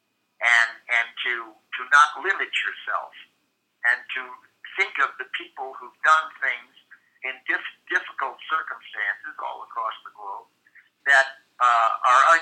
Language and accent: English; Midwest, United States; I'm from the Midwest